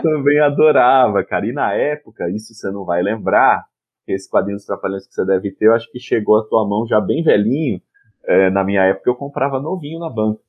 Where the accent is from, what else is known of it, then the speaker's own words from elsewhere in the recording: Piracicaba, São Paulo, Brazil; moved away as an adult; now in Recife, Brazil; eu sou de São Paulo nascido, mas moro em Recife